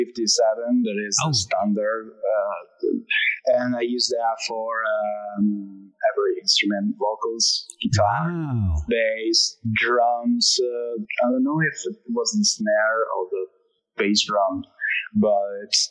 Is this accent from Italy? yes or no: yes; Italy; accent: Italian; English is a second language; I'm Italian, so my accent is just changing every word.